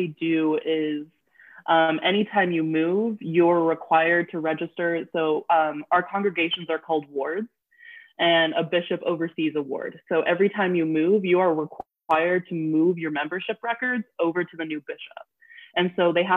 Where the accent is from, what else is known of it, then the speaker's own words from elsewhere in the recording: Utah, United States; also born or lived in Brazil; I grew up in Utah.